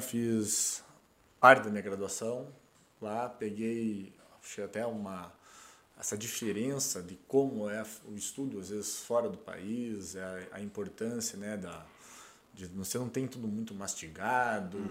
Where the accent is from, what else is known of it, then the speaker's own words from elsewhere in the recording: Brazil; also born or lived in Portugal; eu e mais um brasileiro